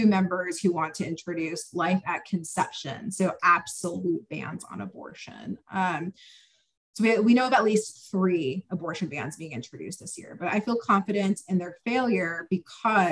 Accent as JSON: {"language": "English", "region": "Texas", "country": "United States", "also_born_or_lived": "Washington, D.C.", "moved": "as an adult", "lives_now": "Richmond, United States", "said": "I'm from Texas originally"}